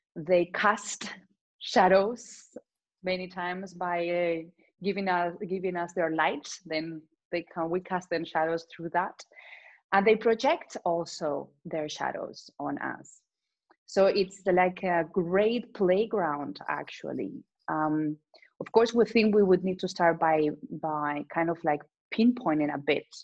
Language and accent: English; Spain; English is a second language; I come from Spain